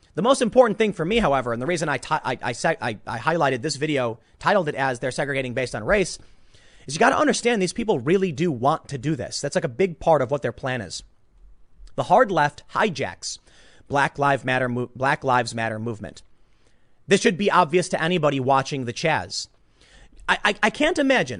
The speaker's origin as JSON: {"language": "English", "country": "United States", "tie": "born or raised there", "said": "I grew up in America"}